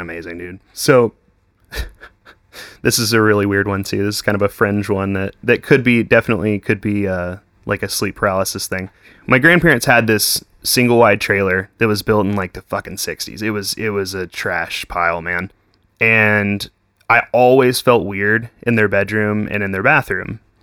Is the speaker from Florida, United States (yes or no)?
no; Weatherford, Texas, United States; I grew up in Weatherford.